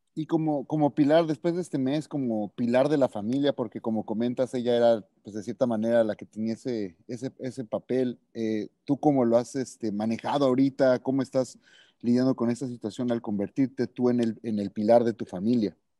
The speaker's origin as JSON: {"language": "Spanish", "country": "United States", "said": "Soy, Mexican American"}